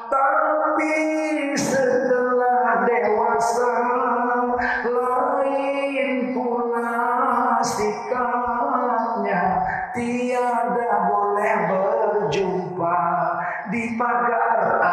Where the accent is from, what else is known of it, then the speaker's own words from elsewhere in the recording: North Sumatra, Indonesia; Rusaknya ini setelah tahun 70-an di negeri saya Sumatera Timur